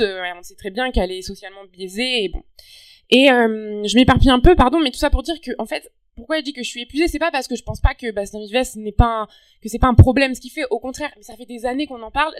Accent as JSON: {"language": "French", "country": "France", "moved": "yes", "lives_now": "Montreal, Canada"}